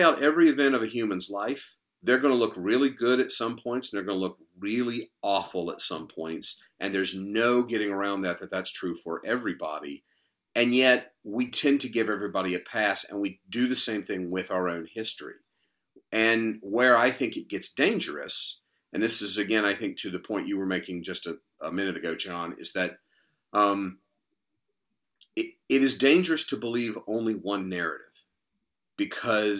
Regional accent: North Carolina, United States; I grew up in North Carolina

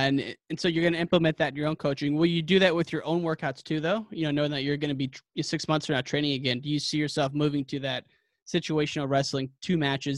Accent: Illinois, United States; I'm from Illinois.

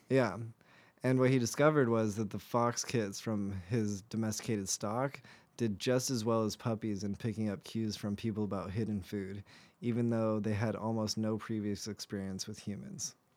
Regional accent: United States; as an American

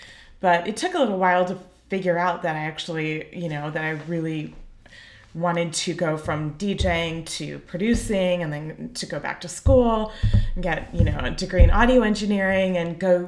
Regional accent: California, United States; moved away as an adult; also born or lived in San Francisco / Los Angeles / New York City; now in Philadelphia, United States; I'm not from New York originally. I'm from California. I'm between a coastal town between LA and San Diego. But then lived in San Francisco for many years, then moved back to LA and then New York.

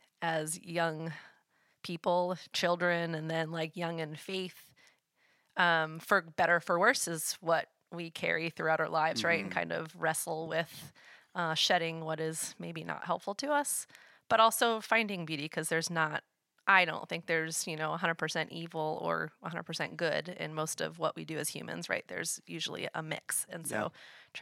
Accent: New England, United States; I grew up in New England, so there was no context or reference for Brethren in Christ or Anabaptists in the spaces I grew up.

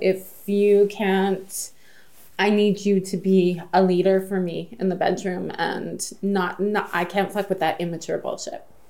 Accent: Sault Ste. Marie, Ontario, Canada; I'm from Sault Ste. Marie

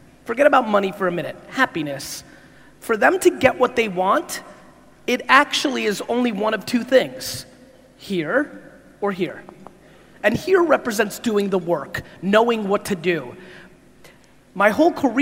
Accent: United States; also born or lived in Soviet Union / New Jersey; I was born in the Soviet Union in 1975, a little ways ago. I came to America when I was 3 years old.

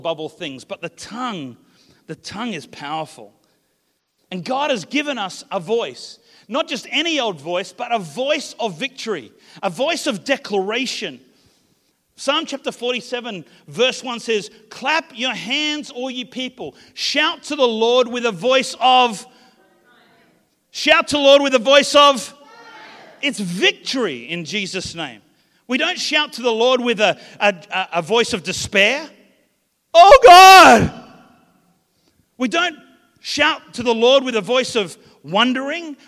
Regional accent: Australia; I come from the Southern Hemisphere, Australia, but my heritage is actually New Zealand.

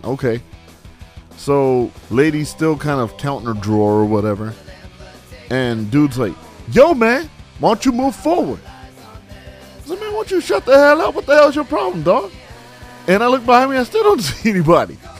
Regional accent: California, United States; moved away; in my home state, my, my native state

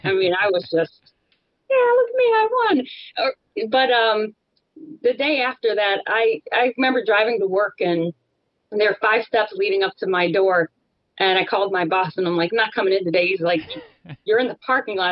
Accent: Cleveland, Ohio, United States; now in Florida, United States; I'm from Cleveland

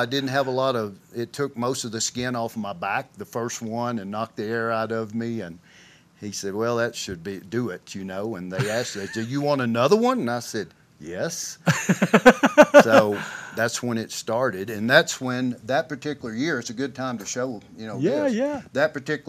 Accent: Arkansas, United States; And it's really strange, you know, there's been some of the top bull riders in the world come from my area.

